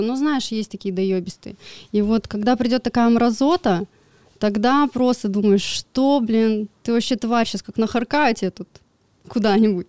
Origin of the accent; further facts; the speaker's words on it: Chunsky, Irkutsk Oblast, Russia; moved away as an adult; also born or lived in Krasnoyarsk; я из э, поселка Чунский, это под Иркутской областью, там за Братском, за Тайшетом, просто вот в самых ебунях. И в 18 лет переехала в Красноярск учиться